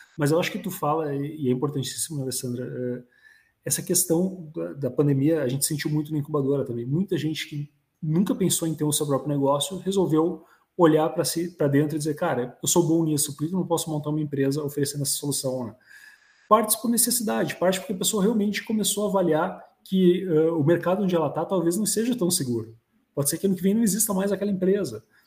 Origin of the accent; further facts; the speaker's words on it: Vales region, Rio Grande do Sul, Brazil; aqui na região dos Vales, né, onde também estou inserido, né? Local onde nasci, me criei